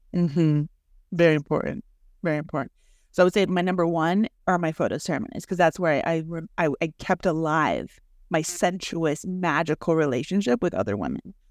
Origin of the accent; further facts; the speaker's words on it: Mexico; now in United States; I grew up that way in Mexico. I had to carry the water from the river to my house.